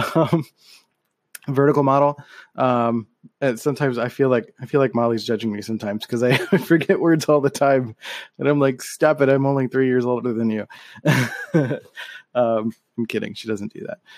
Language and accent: English; Philadelphia, Pennsylvania, United States; I grew up in Philadelphia